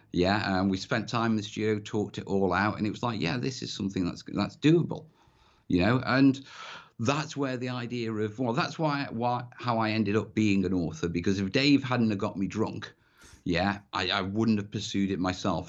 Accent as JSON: {"language": "English", "region": "North Wales", "country": "United Kingdom", "tie": "born or raised there", "said": "I grew up in North Wales"}